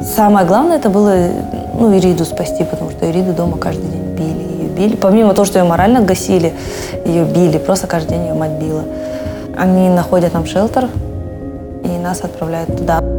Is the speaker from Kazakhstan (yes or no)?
yes; Kazakhstan; Я не казашка, но я очень люблю Казахстан